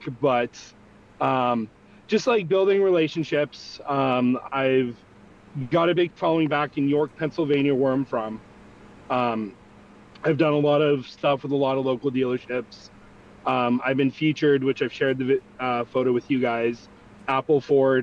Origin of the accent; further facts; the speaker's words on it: Canada; I am Canadian. I'm the hot bothered Canadian